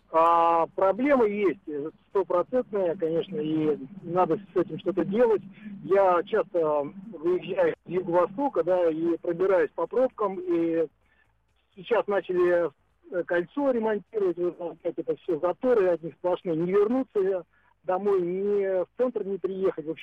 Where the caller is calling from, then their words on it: Moscow, Russia; Я очень, из Москвы.